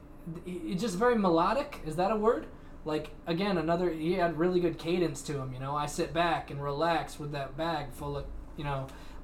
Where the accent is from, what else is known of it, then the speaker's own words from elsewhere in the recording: Detroit, Michigan, United States; Yeah, I'm from Detroit, and someone broke into our house and stole our money